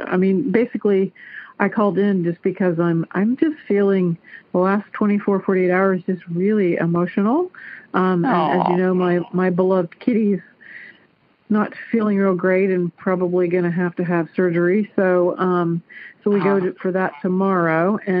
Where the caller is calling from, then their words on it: Clarksville, Ohio, United States; I'm calling from Clarksville, Ohio.